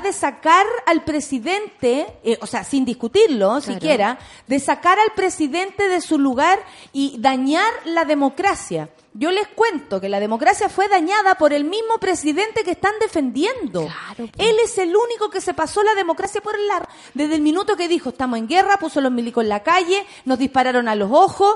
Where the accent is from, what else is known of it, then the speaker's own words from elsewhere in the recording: Chile; como chilenos